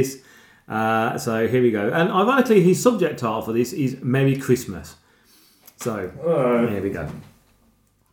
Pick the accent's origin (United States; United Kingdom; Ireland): United Kingdom; Birmingham, West Midlands; We're from Birmingham